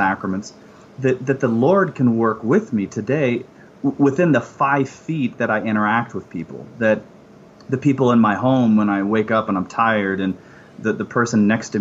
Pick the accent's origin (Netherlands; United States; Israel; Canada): United States; Phoenix, Arizona; I grew up in the Phoenix area